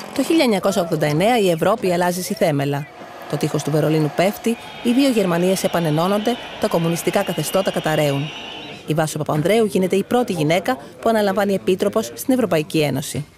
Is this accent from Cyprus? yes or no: no; Greece